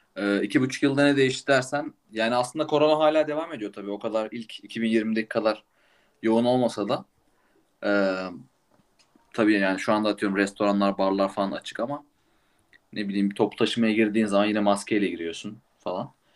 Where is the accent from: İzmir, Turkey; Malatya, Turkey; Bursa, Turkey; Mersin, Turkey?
İzmir, Turkey; now in Munich, Germany; İzmir doğumluyum.